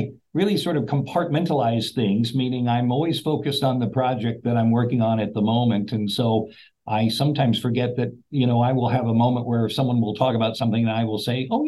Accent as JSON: {"language": "English", "region": "Central Valley of California", "country": "United States", "tie": "born or raised there", "moved": "as an adult", "lives_now": "Charlotte, United States", "said": "I grew up in the Central Valley of California."}